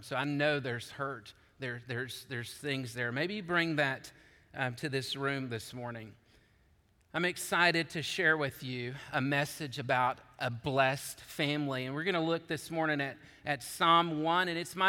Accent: Georgia, United States; also born or lived in Chattanooga, Tennessee; I was born to seminary students in Chattanooga, Tennessee. I grew up in Georgia as the son of a bivocational pastor.

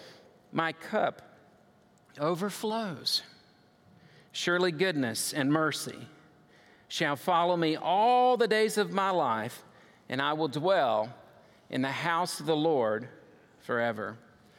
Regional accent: United States; I'm an American

